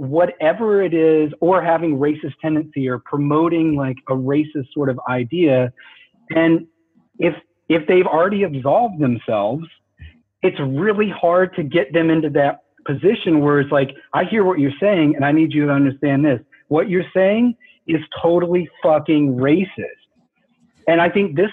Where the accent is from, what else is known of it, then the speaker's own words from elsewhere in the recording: the South, United States; The way I grew up in the South